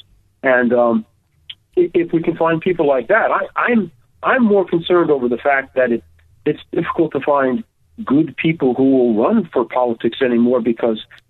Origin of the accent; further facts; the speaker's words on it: New Jersey, United States; I come from New Jersey